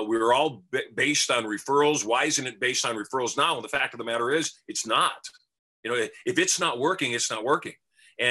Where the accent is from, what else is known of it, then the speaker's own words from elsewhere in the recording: Michigan, United States; now in Las Vegas, United States; we grew up dirt poor in Michigan